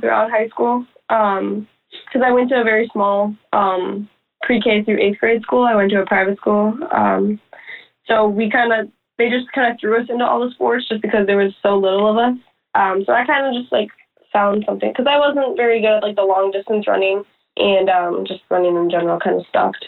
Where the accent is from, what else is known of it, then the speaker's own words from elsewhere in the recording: Chicago, Illinois, United States; we're like obviously from Chicago, so we're used to like rainy and cold and gross